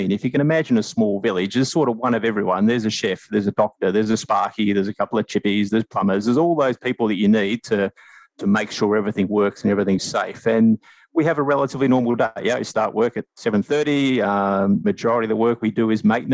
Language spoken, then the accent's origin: English; Australia; moved away as an adult; also born or lived in Asia; now in New Zealand; home for me is New Zealand. I'm Australian, but I've sort of lived in New Zealand for the last 8 years